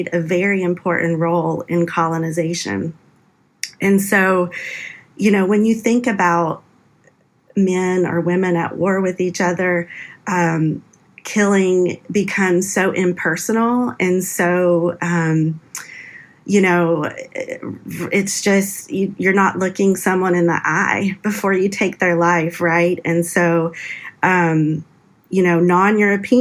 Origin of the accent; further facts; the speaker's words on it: Appalachia, United States; I grew up in Appalachia, the heart of Appalachia